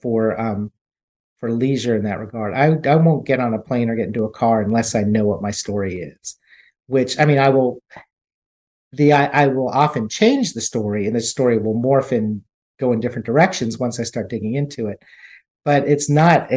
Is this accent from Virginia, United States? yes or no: yes; Virginia, United States; I live in Virginia now. I grew up in Virginia, so I'm loving writing about my home state